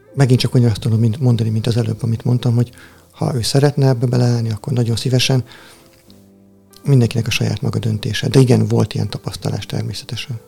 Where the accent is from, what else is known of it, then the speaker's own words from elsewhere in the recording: Tihany, Veszprém County, Hungary; Tihanyból származom, az apátság mellett nőttem fel